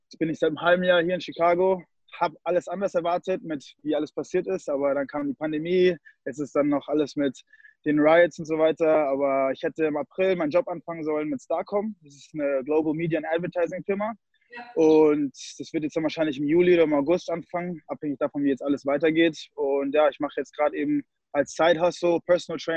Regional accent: Munich, Bavaria, Germany; born there; Also ich bin in München geboren, äh, in Bayern.

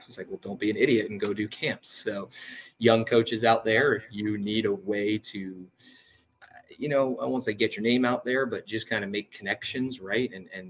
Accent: Long Island, New York, United States; moved away; I grew up on Long Island, lost all my New York mannerisms since it hasn't really been my home for the past 8 years, basically. But I grew up on Long Island

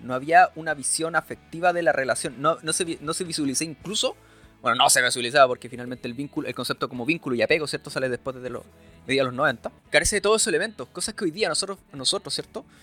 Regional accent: Chile; nosotros como chilenos

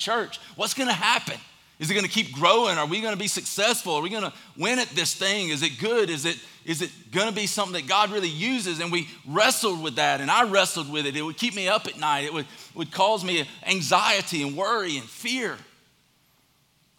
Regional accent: Statesboro, Georgia, United States; I'm from Statesboro, Georgia.

